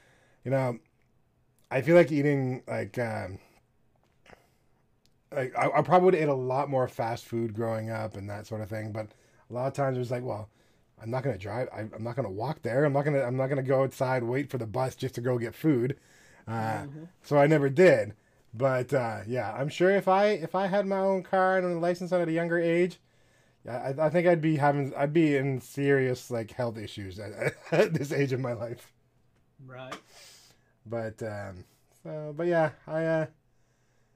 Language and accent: English; Canada; I don't say this as a Canadian.